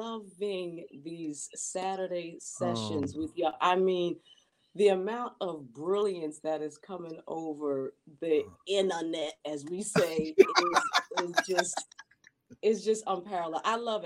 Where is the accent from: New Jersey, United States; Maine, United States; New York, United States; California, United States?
New Jersey, United States; where I grew up in South Jersey in a very white town